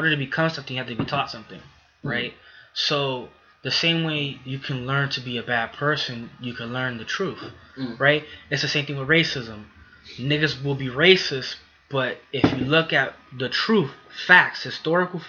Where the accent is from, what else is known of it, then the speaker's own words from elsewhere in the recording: New York City, New York, United States; We come from the Bronx, come from rough neighborhoods